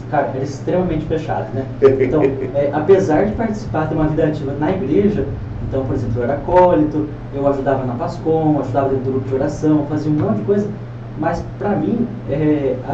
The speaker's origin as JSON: {"language": "Portuguese", "town": "Piracicaba", "region": "São Paulo", "country": "Brazil", "said": "É, não, sou de Piracicaba, né, sou"}